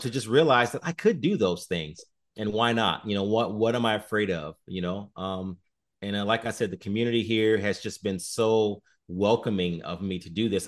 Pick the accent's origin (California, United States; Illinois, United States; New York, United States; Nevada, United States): Illinois, United States; Chicago; moved away as an adult; now in Sioux Falls, United States; I'm originally from Chicago